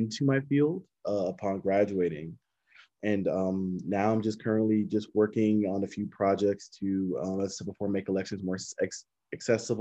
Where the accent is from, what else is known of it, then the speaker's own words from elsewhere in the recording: Smyrna, Georgia, United States; Born and raised in Smyrna, Georgia. I've lived in Georgia all my life